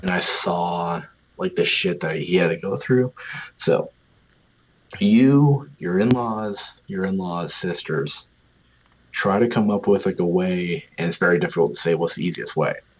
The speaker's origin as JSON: {"language": "English", "region": "Western New York", "country": "United States", "tie": "born or raised there", "said": "I grew up in western new york"}